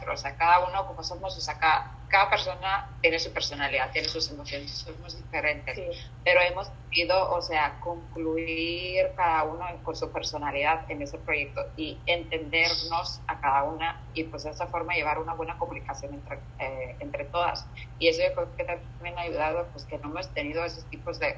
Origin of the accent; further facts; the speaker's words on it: Finland; Spanish is a second language; soy de Finlandia, ¿no? Entonces